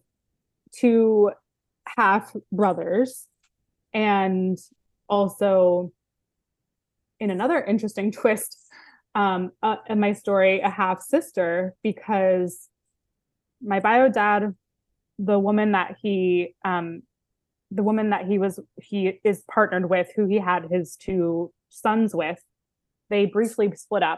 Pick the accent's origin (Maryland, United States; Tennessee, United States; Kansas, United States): Maryland, United States; Baltimore; now in Los Angeles, United States; I grew up Jewish in Baltimore, Maryland